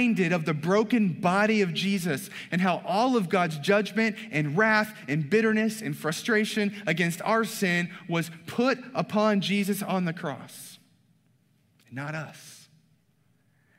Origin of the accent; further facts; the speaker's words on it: the South, Southern United States, United States; I'm a Southern boy. I grew up on Blue Bell ice cream